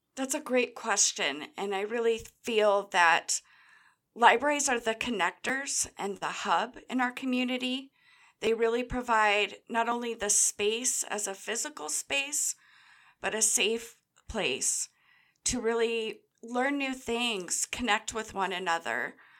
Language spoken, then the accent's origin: English; Grants Pass, Oregon, United States; This Grants Pass branch, I've grown up in the area